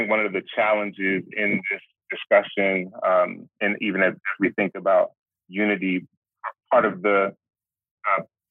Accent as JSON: {"language": "English", "town": "Philadelphia", "region": "Pennsylvania", "country": "United States", "tie": "born or raised there", "said": "born and raised in Philly"}